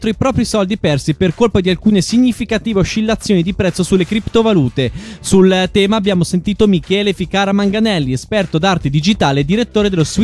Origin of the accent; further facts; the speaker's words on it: Peru; Italian is a second language; now in Ticino, Switzerland; Io sono dal Perù, da adesso anche sono qui in Tisin.